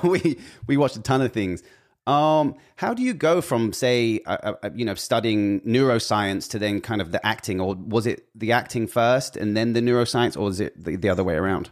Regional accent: United Kingdom; being British

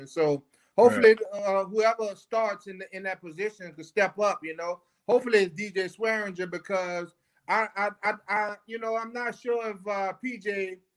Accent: New Orleans, Louisiana, United States; now in Minneapolis, United States; I'm from New Orleans, born and raised

